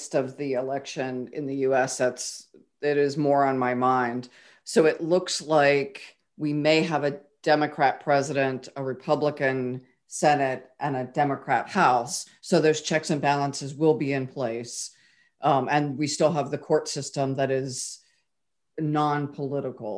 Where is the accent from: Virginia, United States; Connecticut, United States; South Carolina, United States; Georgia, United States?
Virginia, United States; I grew up in Virginia